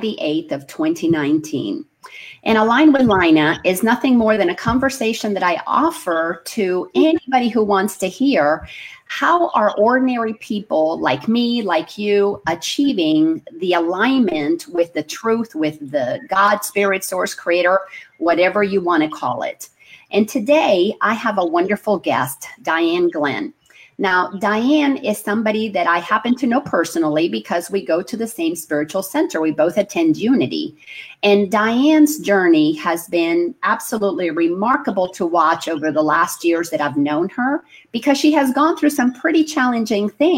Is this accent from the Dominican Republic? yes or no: yes; Dominican Republic; we grew up in the Dominican Republic, where Christopher Columbus built the first cathedral of the Americas.